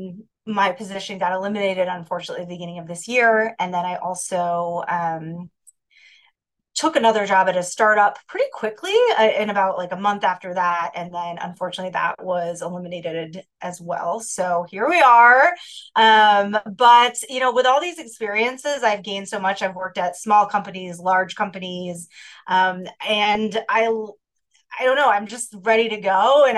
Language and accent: English; New Hampshire, United States; moved away as an adult; now in Chicago, United States; I am originally from the East Coast. I grew up in New Hampshire, but I've lived in Chicago for many years.